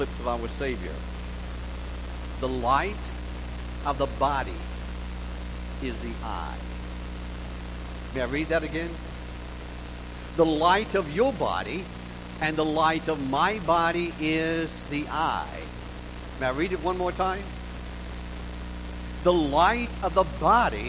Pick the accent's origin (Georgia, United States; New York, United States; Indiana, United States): Georgia, United States; Augusta; in that little Pentecostal church where I grew up in Augusta, Georgia